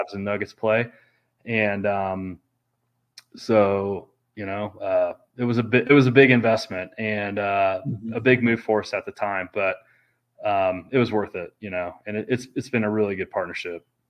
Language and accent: English; Kansas City, United States; moved away; I'm from Kansas City